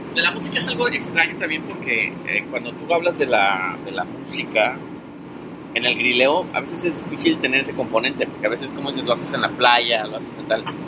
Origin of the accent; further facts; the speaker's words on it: Mexico; now in New York, United States; como buen mexicano